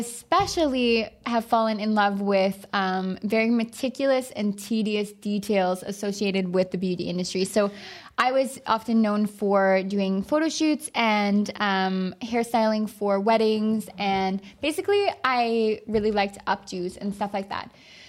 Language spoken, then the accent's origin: English; Dildo, Newfoundland and Labrador, Canada; Carson was actually working in my hometown in Newfoundland.